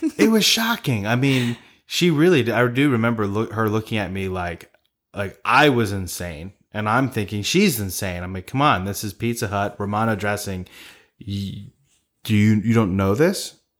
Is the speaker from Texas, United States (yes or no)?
no; Maryland, United States; we're from Maryland